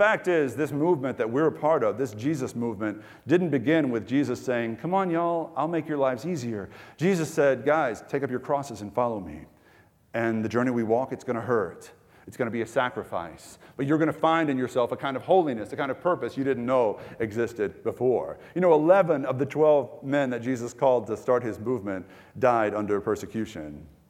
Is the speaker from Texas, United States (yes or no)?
yes; Texas, United States; I'm from East Texas, the Sticks, which is an even more foreign culture than Ecuador to many of you. Just backwoods, you know, living is what I was used to.